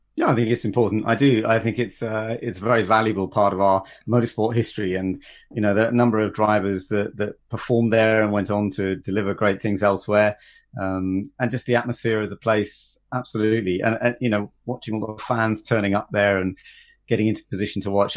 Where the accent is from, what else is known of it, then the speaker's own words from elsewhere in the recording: United Kingdom; as a British driver doing national motorsport